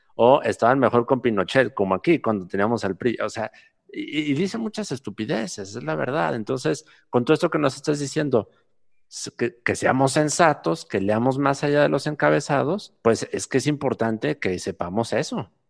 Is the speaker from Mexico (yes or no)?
yes; Mexico